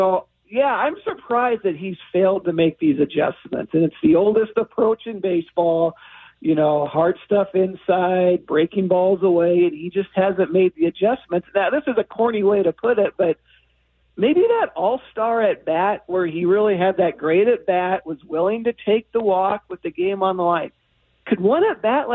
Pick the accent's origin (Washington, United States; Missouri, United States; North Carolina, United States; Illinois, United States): Washington, United States; Seattle; I grew up in Seattle.